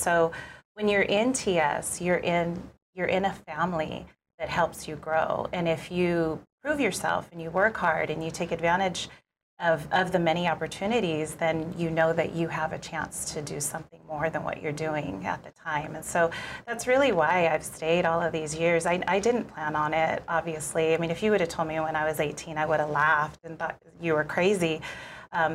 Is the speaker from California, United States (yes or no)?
yes; San Diego, California, United States; moved away as an adult; also born or lived in Honolulu, Hawaii / Maui, Hawaii; now in Hawaii, United States; we moved to San Diego when I was just about 3 years old